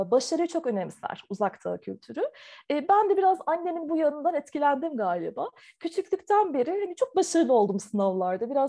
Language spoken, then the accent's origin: Turkish; Taiwan; first language Chinese; also born or lived in Turkey; Türkiye'de doğdum ama Tayvan'da ilkokula başladım. O yüzden e, okuma yazmayı da ilk Çince öğrendim.